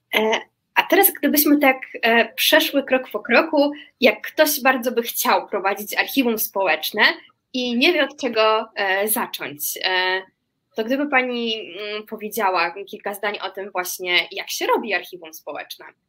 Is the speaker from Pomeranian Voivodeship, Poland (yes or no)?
no; Łódź, Łódź Voivodeship, Poland; urodziłam się e, w Łodzi